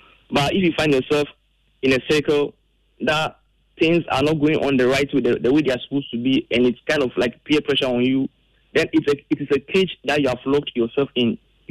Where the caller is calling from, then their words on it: Sege, Greater Accra, Ghana; I'm speaking from Sege.